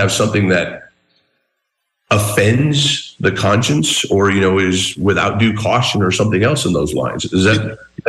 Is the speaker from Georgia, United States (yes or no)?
no; Southern Arizona, United States; I went to Old Tucson as a kid. I grew up in Southern Arizona.